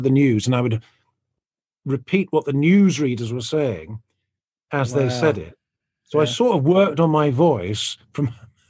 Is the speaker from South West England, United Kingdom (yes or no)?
yes; South West England, United Kingdom; That is not how I grew up. I grew up in Devon, which is in the West Country in England. I didn't go to a posh school or anything.